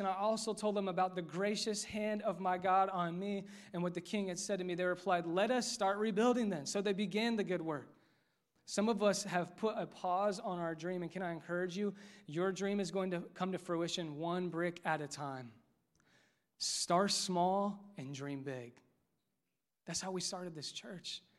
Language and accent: English; Westfield, Indiana, United States; I grew up here, played basketball here, K through twelve